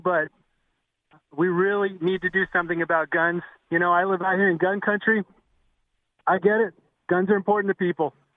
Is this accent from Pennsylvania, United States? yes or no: no; Ventura, California, United States; now in Utah, United States; I grew up in Ventura, California.